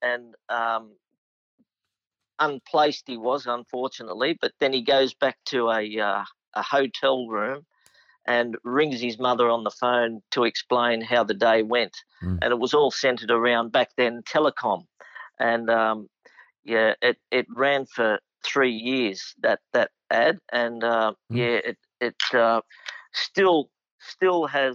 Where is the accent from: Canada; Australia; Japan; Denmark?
Australia; Ashfield, New South Wales; also born or lived in Singapore; now in Sydney, Australia; I was local to Canterbury Racecourse growing up in Ashfield